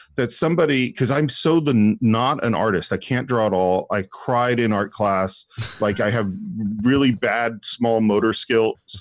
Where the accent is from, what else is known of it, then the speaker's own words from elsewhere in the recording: San Francisco Bay Area, California, United States; moved away as an adult; now in Los Angeles, United States; the influence of growing up in the San Francisco Bay Area is huge on me.